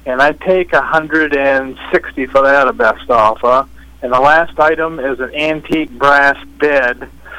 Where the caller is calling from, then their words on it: East Dixfield, Maine, United States; My telephone number is 364-6281, and I'm calling from East Dixie.